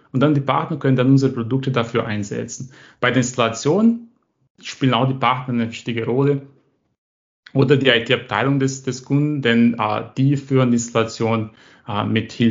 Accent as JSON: {"language": "German", "country": "Brazil", "second_language": "German", "said": "So, also ich komme aus Brasilien"}